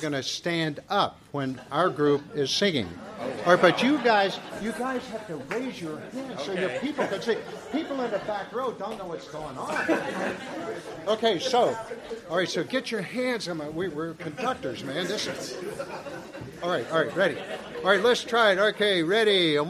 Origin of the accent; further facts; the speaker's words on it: Ohio, United States; I was raised in Ohio, and there I went to a really good high school and started playing football there.